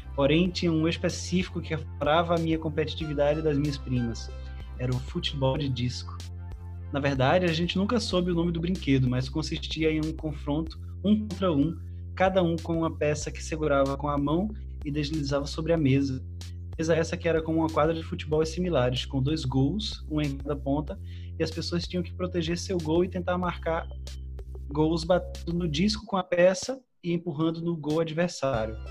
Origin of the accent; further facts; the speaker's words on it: Petrolina, Pernambuco, Brazil; Eu sou de Petrolina, né? as beiras do Rio São Francisco